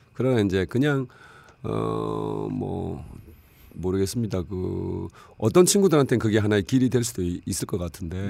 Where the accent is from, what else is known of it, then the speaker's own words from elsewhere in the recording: Busan, South Korea; moved away as an adult; also born or lived in Seoul; 부산에서 자라고 고등학교까지 나왔는데